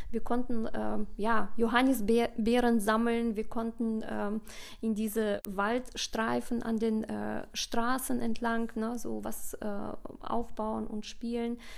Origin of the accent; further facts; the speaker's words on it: Kazakhstan; also born or lived in Russia; now in Germany; Ich muss auch ehrlich sagen, also als Kind, klar, war äh, Kasachstan meine Heimat. Ich bin in Russland geboren und ich habe mich da unglaublich wohl gefühlt und habe sehr schöne Erinnerungen an meine Kindheit.